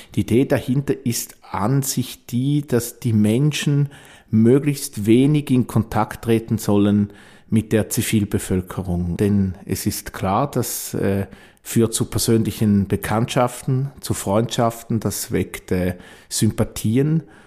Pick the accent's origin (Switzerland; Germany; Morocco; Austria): Switzerland; Eastern Switzerland; Ich komme ja aus der Ostschweiz